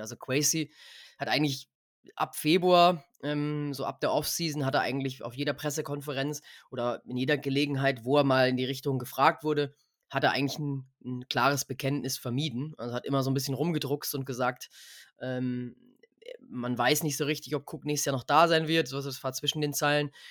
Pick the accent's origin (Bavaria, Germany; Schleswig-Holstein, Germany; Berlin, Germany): Bavaria, Germany; Munich area; Wir sind ja beide aus dem Münchner Raum, Freddy und ich